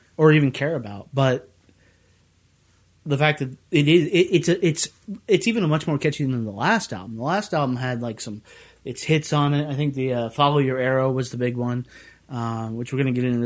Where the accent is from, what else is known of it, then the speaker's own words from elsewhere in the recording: Bedford, Virginia, United States; moved away; I grew up in the South. My parents owned a furniture company, and we were in Bedford, Virginia